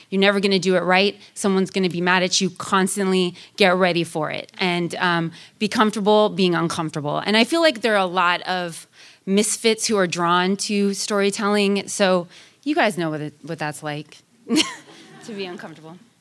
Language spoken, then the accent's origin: English; Sacramento, California, United States; also born or lived in Oakland, California; I grew up in Sacramento, California, one of the most diverse counties in all of California